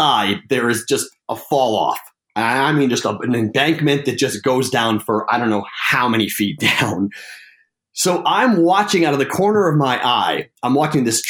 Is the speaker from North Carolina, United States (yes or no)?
no; Boston, Massachusetts, United States; moved away as an adult; also born or lived in Amherst, Massachusetts / Huntsville; I was born and raised in Boston